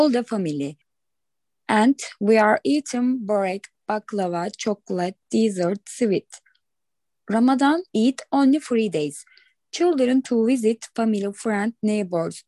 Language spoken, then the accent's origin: English; Turkey; English is a second language; now in London, United Kingdom; I am from Turkey. I am Turkish.